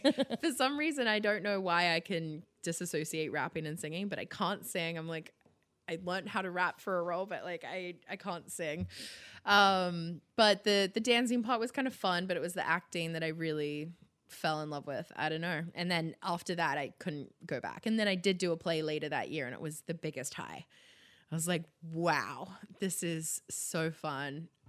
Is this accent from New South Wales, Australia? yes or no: yes; Sydney, New South Wales, Australia; Yeah, I grew up in Sydney, the Northern Beaches.